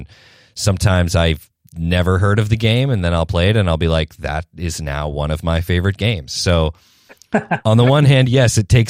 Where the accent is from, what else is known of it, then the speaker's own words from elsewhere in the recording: New Hampshire, United States; I am from New Hampshire, which is, as I had mentioned earlier to you guys, it's about 40 minutes outside of Boston. So that is where I'm based, in New England, not Old England.